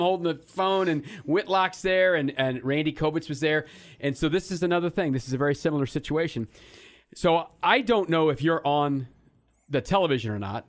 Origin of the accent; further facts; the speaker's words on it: Kansas City, United States; I'm a kid from Kansas City